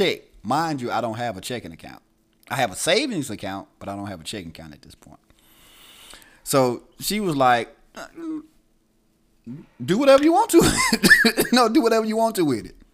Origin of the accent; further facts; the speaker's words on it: Itta Bena, Mississippi, United States; also born or lived in Tuscaloosa, Alabama; I was born in Itabena, Mississippi